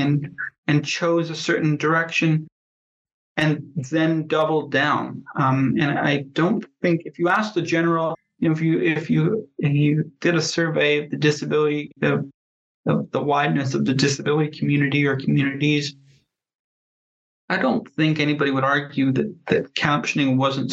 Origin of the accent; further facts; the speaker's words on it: Canada; I am Canadian